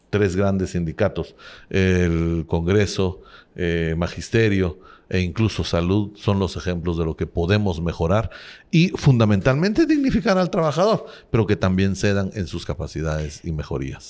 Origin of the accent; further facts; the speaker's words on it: Cobán, Alta Verapaz, Guatemala; moved away as an adult; also born or lived in Guatemala City; nací en Cobán, Alta Verapaz, soy normalista, fui maestro. Al egresar del magisterio en Alta Verapaz, en Cobán